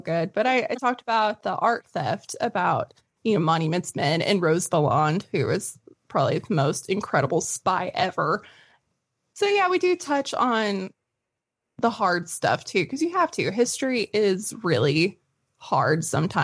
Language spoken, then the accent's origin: English; the Ozarks, Arkansas, United States; my hometown. So the White River in the Ozarks in Arkansas